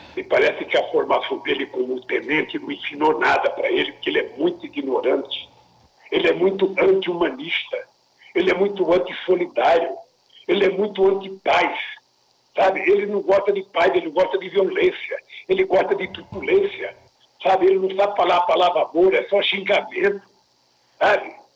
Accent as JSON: {"language": "Portuguese", "region": "Northeast Region", "country": "Brazil", "said": "sou nordestino"}